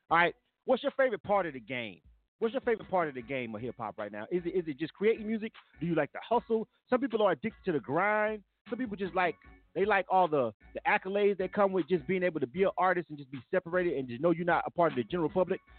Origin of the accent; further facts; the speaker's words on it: Philadelphia, Pennsylvania, United States; I'm from Philadelphia, Philadelphia, Pennsylvania.